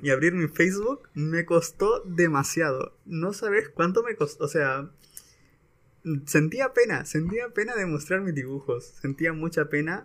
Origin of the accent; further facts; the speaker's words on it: San Pedro Sula, Cortés, Honduras; also born or lived in Santa Bárbara, Honduras; Yo soy de aquí de San Pedro y me mandaron para Santa Bárbara